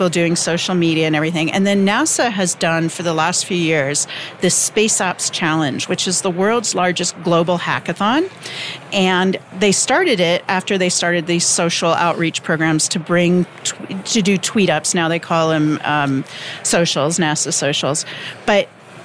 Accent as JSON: {"language": "English", "region": "Midwestern U.S.", "country": "United States", "tie": "born or raised there", "said": "Growing up in Midwestern U.S. with very few connections"}